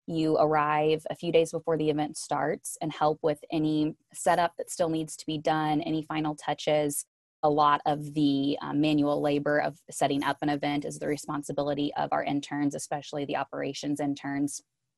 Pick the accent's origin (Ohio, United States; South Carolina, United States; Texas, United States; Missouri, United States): Missouri, United States; now in Atlanta, United States; I joked that when I moved to Atlanta from Missouri, I obviously had to pack up a U-Haul with all of my stuff